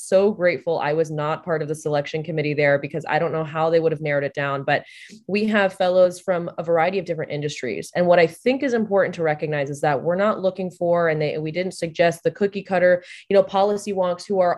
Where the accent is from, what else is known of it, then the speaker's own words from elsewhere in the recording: Texas, United States; now in Washington, D.C., United States; a Texan